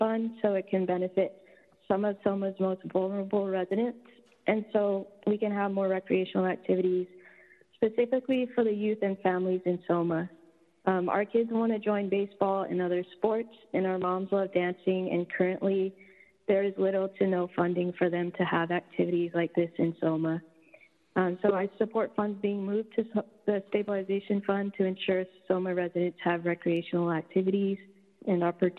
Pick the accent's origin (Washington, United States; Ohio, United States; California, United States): California, United States; San Francisco; I'm a member of West Bay, but also born and raised in the South and Market area.